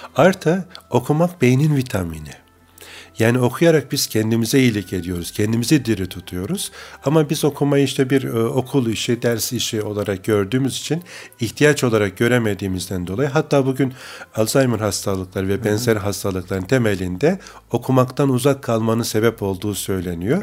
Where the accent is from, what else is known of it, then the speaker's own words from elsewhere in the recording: Bayramiç, Çanakkale, Turkey; moved away as an adult; also born or lived in Istanbul; Çanakkale'nin Bayramiç ilçesi evet. Karaköy köyünde doğduk.